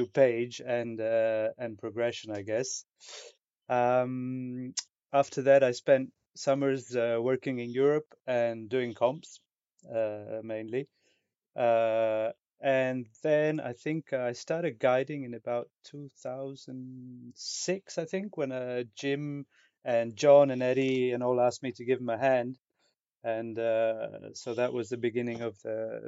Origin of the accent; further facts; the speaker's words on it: Manali, Himachal Pradesh, India; moved away as an adult; now in France; That's where I grew up in North India. And my mum's Italian, my dad was Indian, and I was born in Manali.